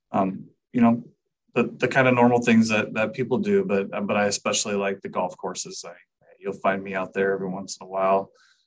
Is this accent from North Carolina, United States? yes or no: no; Bay Area, California, United States; moved away as an adult; now in Modesto, United States; I'm originally from the Bay Area. I moved to Modesto in January of 2012 and have resided here ever since